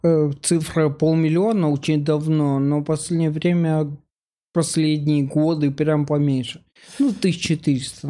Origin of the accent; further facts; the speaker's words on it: Mykolaiv, Mykolaiv Oblast, Ukraine; moved away as an adult; now in Moscow, Russia; я из Украины, я последние шесть лет живу в России